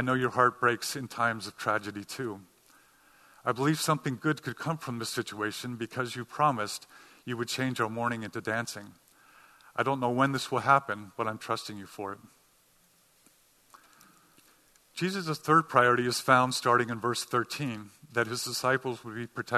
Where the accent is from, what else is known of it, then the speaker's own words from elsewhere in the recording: Cincinnati, Ohio, United States; now in New England, United States; some of you know I'm from Cincinnati, Ohio